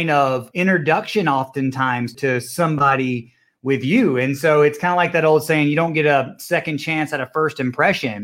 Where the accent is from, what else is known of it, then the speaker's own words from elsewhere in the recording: Villa Rica, Georgia, United States; I'm from the small area west of Atlanta called Villarica, the city of gold, man. I grew up on a dead-end dirt road out there in the sticks